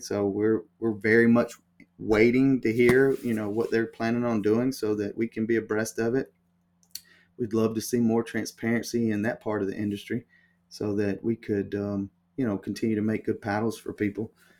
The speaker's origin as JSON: {"language": "English", "region": "the South", "country": "United States", "said": "And listen, I'm from the South, so I know how the good old boy network works, right?"}